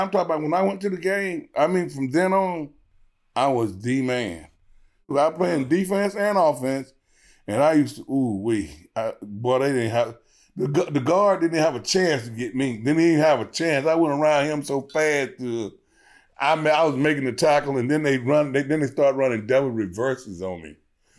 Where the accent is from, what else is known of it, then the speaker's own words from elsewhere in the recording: Georgia, United States; I grew up very poor. We was on welfare.